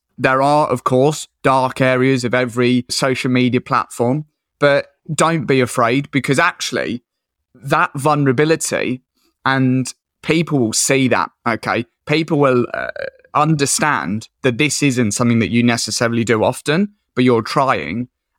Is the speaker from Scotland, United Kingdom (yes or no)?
no; Colchester, East of England, United Kingdom; now in Whitby, United Kingdom; So I'm from Colchester in Essex originally, but I moved up to Whitby in North Yorkshire, which is a little seaside fishing town.